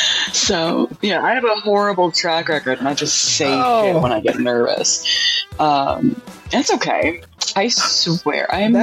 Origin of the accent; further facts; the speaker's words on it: South Carolina, United States; I was like … from South Carolina.